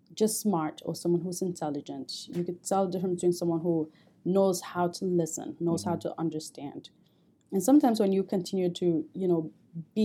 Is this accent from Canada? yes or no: no; Cameroon; moved away as an adult; now in United States; I grew up in Cameroon